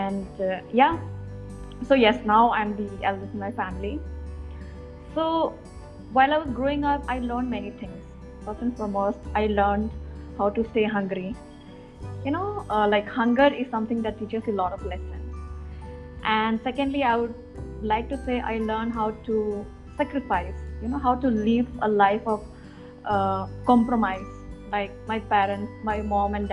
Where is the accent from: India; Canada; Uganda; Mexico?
India; Roing, Arunachal Pradesh; moved away as an adult; now in Hyderabad, India; I come from the headquarters, which is called Roing.